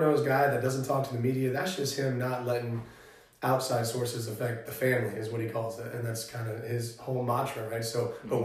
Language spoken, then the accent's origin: English; St. Petersburg, Florida, United States; moved away as an adult; also born or lived in Columbia, Missouri; now in Austin, United States; I was born and raised in St. Petersburg, Tampa, Florida